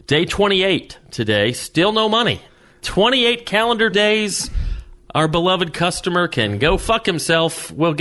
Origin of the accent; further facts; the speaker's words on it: the South, United States; growing up in the South